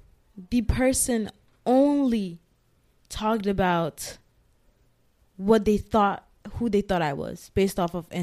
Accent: Ghana; moved away; we were raised in Ghana

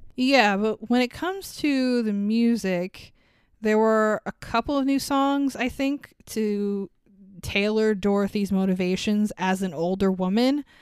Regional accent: New York, United States; as a New Yorker

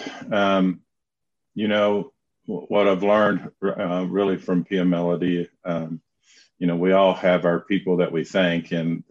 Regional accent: Knoxville, Tennessee, United States; accent: southern drawl; also born or lived in Charlotte, North Carolina; I grew up in Knoxville, Tennessee

